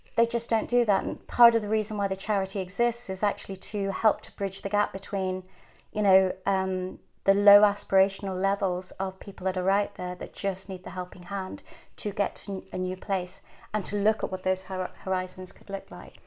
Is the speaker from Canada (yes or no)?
no; Ireland; also born or lived in England; growing up in Ireland in a convent school